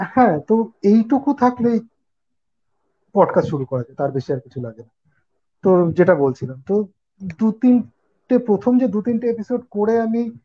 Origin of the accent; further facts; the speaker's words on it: Kolkata, West Bengal, India; moved away as an adult; আমার বাড়ি ছেড়ে এখন একটু দূরে রয়েছে পরিবার কলকাতা